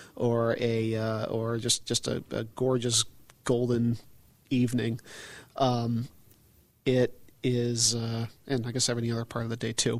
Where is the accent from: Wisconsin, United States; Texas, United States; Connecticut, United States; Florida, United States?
Connecticut, United States; I grew up in Connecticut